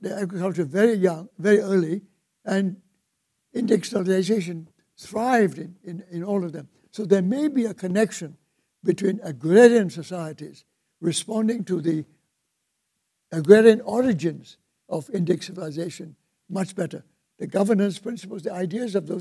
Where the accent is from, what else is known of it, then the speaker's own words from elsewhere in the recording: Surabaya, East Java, Indonesia; I was born in Surabaya, in East Java